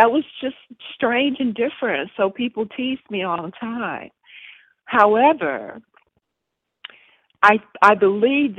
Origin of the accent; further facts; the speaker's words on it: Mississippi, United States; I grew up in Mississippi